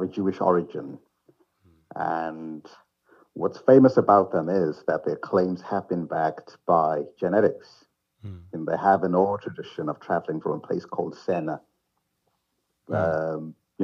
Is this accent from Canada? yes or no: no; Zimbabwe; moved away as an adult; now in Middlesbrough, United Kingdom; I was born in Zimbabwe 43 years ago and lived there until my mid-20s when I came to the United Kingdom, where I've lived